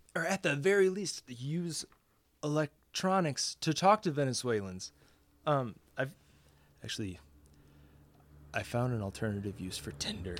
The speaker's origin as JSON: {"language": "English", "country": "United States", "said": "I'm not in your country, but I'm an American"}